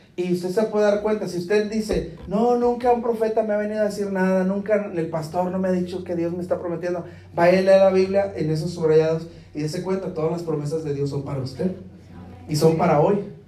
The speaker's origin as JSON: {"language": "Spanish", "town": "Guadalajara", "region": "Jalisco", "country": "Mexico", "moved": "yes", "lives_now": "Del Rio, United States", "said": "yo no soy ni del río ni de Acuña, yo soy de Guadalajara"}